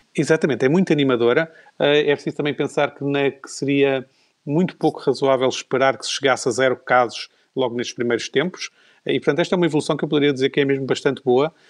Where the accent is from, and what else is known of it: Portugal